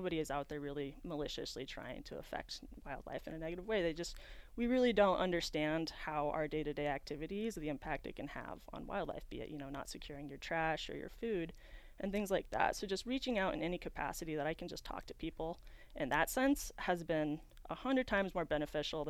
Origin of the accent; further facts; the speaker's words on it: Reno, Nevada, United States; moved away as an adult; also born or lived in Yosemite National Park, California; I grew up here in Reno, Nevada